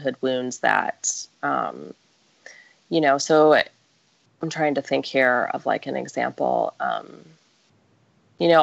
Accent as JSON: {"language": "English", "region": "Midwest", "country": "United States", "moved": "yes", "lives_now": "San Diego, United States", "said": "I am from the Midwest"}